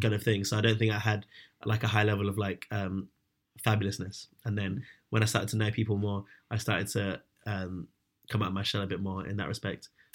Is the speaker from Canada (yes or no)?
no; London, United Kingdom; I grew up in London